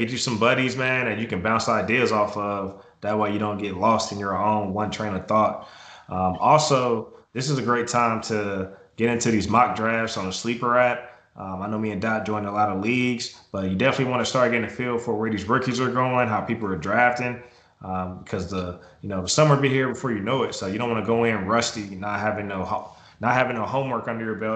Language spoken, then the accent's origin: English; Indiana, United States; I'm from Indiana, so another part of road into the accent.